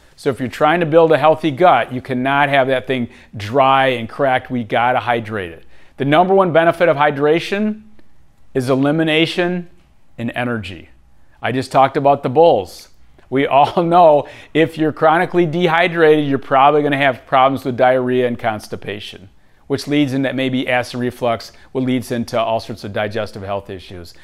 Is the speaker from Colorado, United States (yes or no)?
no; Michigan, United States; Growing up in Michigan, again, I had great parents, but I grew up on really unhealthy foods